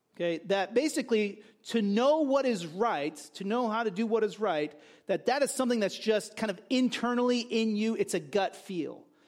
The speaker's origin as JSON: {"language": "English", "country": "United States", "said": "I'm an American"}